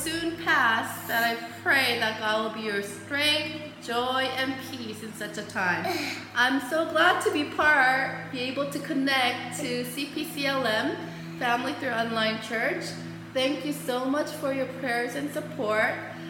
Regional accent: Nicaragua; We are Lee family from Nicaragua.

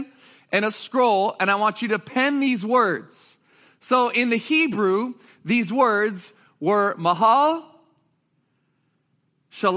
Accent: Sacramento, California, United States; moved away as an adult; also born or lived in Springfield, Missouri; I am from Sacramento, California. I grew up there, ended up at college in the Midwest

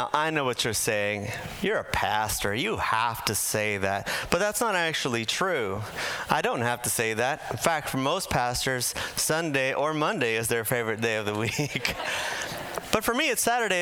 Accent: Bolivia; moved away; Now, I'm from Bolivia. I was born in Bolivia. I was raised there in my early years

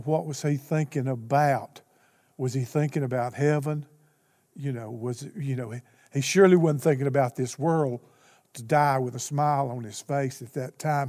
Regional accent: Alaska, United States; I'm from Alaska

